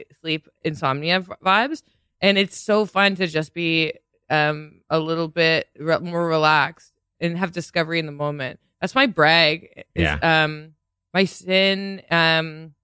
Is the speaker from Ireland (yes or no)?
no; Toronto, Ontario, Canada; I'm from Toronto